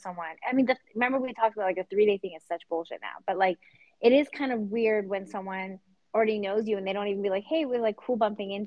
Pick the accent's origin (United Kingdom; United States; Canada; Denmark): Canada; I'm Canadian and I don't go around saying A, but I do text